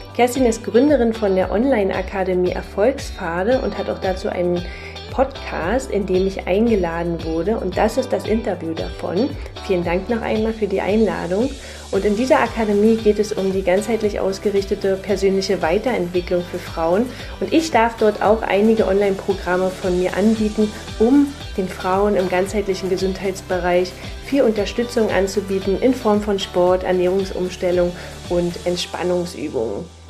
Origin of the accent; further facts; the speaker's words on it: Berlin, Germany; accent: Berlin dialect; komme aus, äh, aus Berlin. Jetzt wohnen wir zwar im Norden von Berlin, ähm, aber ursprung, ursprünglich Berlinerin, also äh, verzeiht mir mein Akzent, mein Dialekt